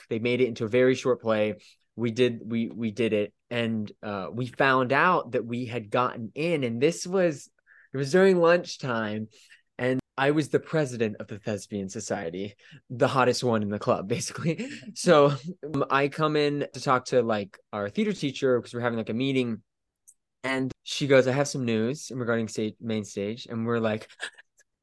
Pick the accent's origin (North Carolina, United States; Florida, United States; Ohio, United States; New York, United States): Florida, United States; So I grew up in Florida.